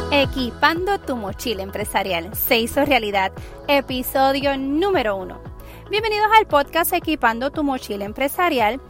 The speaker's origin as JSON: {"language": "Spanish", "town": "San Juan", "country": "Puerto Rico", "tie": "born or raised there", "said": "soy puertorriqueña, nacida en la capital de San Juan, Puerto Rico"}